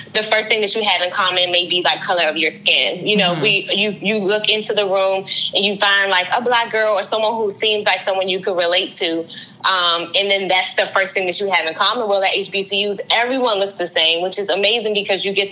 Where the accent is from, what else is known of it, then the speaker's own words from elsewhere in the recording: Prince George's County, Maryland, United States; also born or lived in Washington, D.C.; I was born in Washington, D.C., and I live in Maryland, PG County, Maryland. I've been here my entire life.